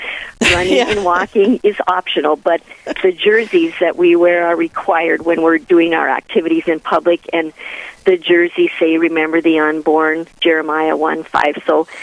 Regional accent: Killdeer, North Dakota, United States; I was raised in Kildare, and I graduated from here, and I came back and taught here for 30 years

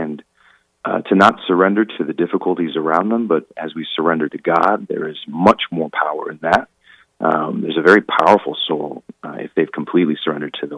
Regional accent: Pequot Lakes, Minnesota, United States; also born or lived in St. Paul, Minnesota / Rome; grew up in Pequot Lakes, Minnesota

